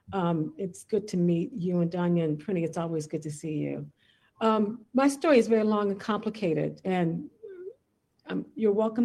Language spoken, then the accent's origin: English; Washington, District of Columbia, United States; I grew up in Washington, D.C.